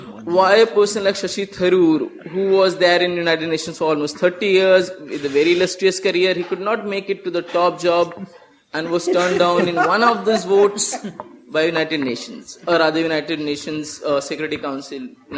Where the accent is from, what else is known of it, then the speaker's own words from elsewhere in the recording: India; moved away; I come from India, and I'm pursuing international law here as a Master's of Law student.